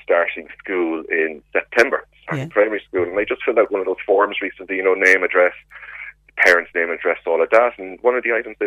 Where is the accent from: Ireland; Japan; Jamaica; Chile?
Ireland; Cork, Munster; now in Carrigaline, Ireland; I grew up in Rochestown. I moved to Carrigaline